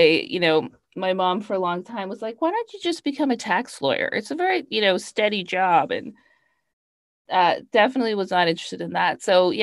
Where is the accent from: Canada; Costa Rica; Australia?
Canada; moved away as an adult; also born or lived in Toronto / New York; I'm Canadian. I started my career off in Toronto and then moved to New York